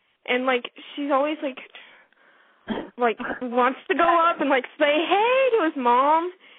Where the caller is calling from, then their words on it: Arkansas, United States; I'm 15 from Arkansas. I've called before.